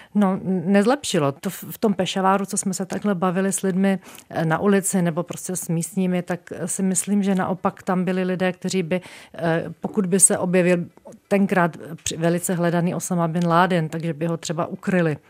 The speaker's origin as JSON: {"language": "Czech", "country": "Czechia", "said": "z České republiky"}